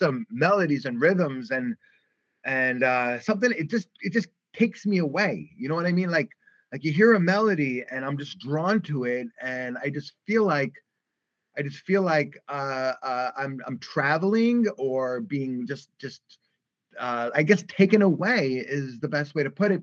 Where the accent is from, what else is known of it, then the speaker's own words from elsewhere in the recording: New York City, New York, United States; growing up in the Brooklyn days